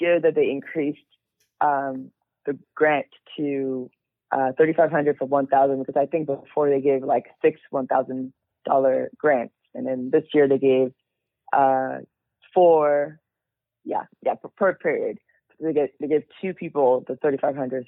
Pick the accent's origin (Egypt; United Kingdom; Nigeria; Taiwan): Nigeria; moved away; I was born in Nigeria. My parents were born in Nigeria. So we're all immigrants